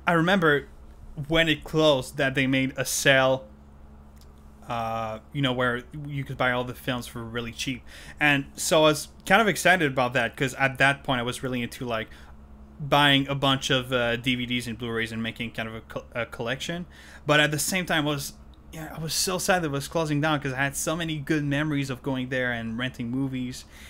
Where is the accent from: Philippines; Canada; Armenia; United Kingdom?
Canada; first language French; English is a second language; I'm Canadian French, which is that I'm a native French speaker